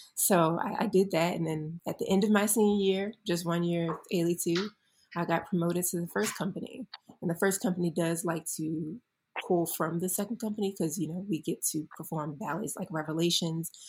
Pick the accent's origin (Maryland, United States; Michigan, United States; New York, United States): Maryland, United States; Baltimore; moved away; I was born in the beautiful Baltimore, Maryland, and I grew up there